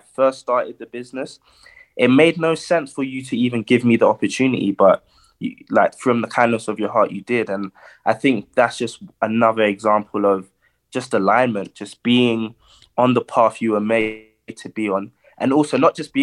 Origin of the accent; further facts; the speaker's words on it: London, United Kingdom; I'm from Peckham. We call it the Narm. So yeah, I'm from the Narm.